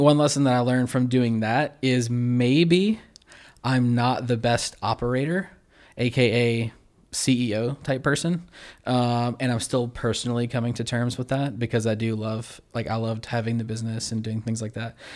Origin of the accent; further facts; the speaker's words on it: Baton Rouge, Louisiana, United States; also born or lived in Zachary, Louisiana / Central, Louisiana / Denham Springs, Louisiana; I've lived slightly outside of Baton Rouge my whole life